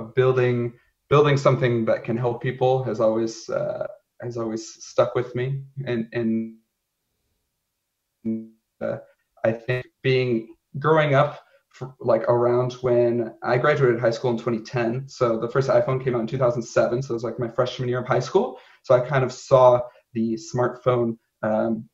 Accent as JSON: {"language": "English", "region": "Southeast Michigan", "country": "United States", "tie": "born or raised there", "said": "I grew up in Southeast Michigan, so not far from Ann Arbor"}